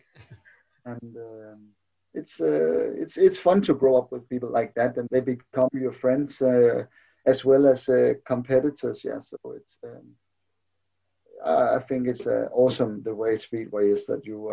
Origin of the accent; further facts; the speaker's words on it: Slangerup, Capital Region of Denmark, Denmark; I'm more or less born and bred in Slanderup